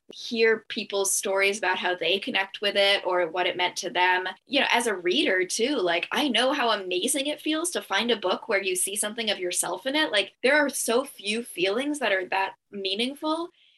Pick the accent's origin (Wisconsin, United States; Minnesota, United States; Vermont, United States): Vermont, United States; Brattleboro; my hometown in Brattleboro, Vermont